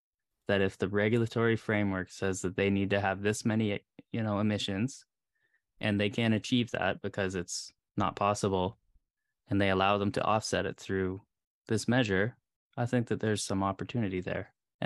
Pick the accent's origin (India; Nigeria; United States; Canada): Canada; because you're obviously more in tune with politics, and especially in the States, me being a Canadian